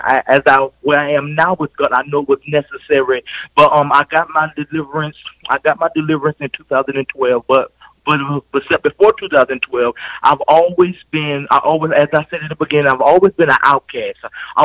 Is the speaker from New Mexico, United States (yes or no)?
no; Swansea, South Carolina, United States; now in Cleveland, United States; I am from the state of South Carolina. I'm from a little town called Swansea, and now I reside in the beautiful city of Cleveland, Ohio